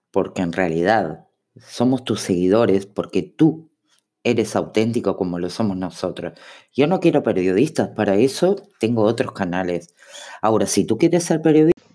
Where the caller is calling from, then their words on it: Uruguay; Hola araña … de Uruguay, ¿cómo andás?